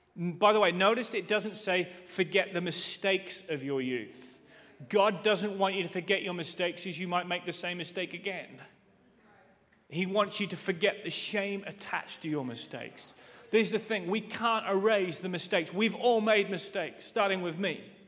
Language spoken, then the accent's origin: English; England, United Kingdom; I'm from England